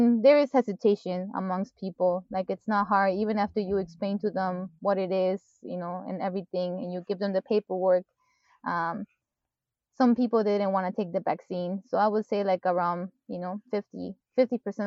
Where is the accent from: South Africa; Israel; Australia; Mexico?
Mexico; moved away; I grew up in Mexico and I'm used to, like, people greeting each other, even if you're a stranger